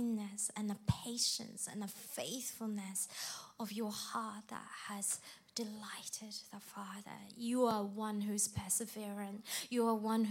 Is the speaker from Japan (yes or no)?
yes; Japan; moved away; I grew up in Japan, where it's less than 1% Christianity